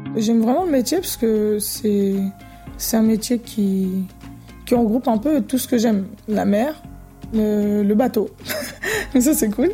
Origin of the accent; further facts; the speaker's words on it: Brazil; now in La Plaine-sur-Mer, France; vu qu'on vient du Brésil et que j'ai vécu sur une île